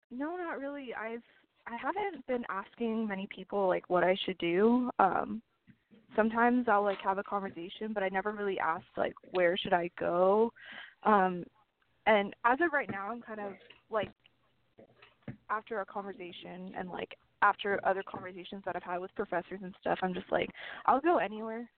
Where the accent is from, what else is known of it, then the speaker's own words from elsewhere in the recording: Arizona, United States; also born or lived in California; I was born in California, but I moved to Arizona in third grade